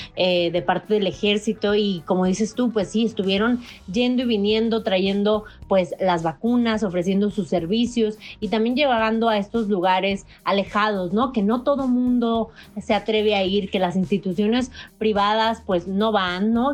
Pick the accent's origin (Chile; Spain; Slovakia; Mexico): Mexico; nosotros como mexicanos